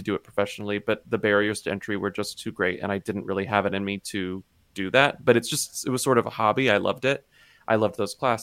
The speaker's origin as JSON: {"language": "English", "region": "Texas", "country": "United States", "tie": "born or raised there", "moved": "yes", "said": "my childhood growing up in Texas in this small town"}